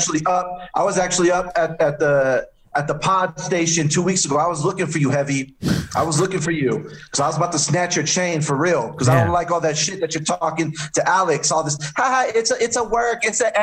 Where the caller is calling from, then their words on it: Mexico City, Mexico; Hey, man, we're calling in from Mexico City.